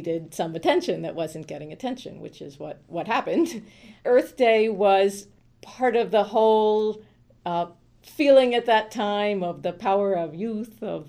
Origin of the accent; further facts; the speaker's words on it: Falls Church, Virginia, United States; now in New York City, United States; I grew up in the DC area, mostly in Northern Virginia, in Falls Church